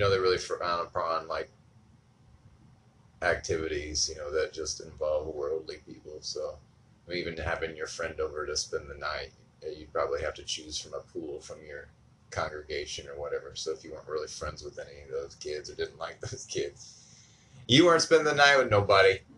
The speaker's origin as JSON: {"language": "English", "region": "a small town in Indiana", "country": "United States", "tie": "born or raised there", "said": "I'm from a small town in Indiana. And I've got a few siblings. And grew up as a Jehovah's Witness"}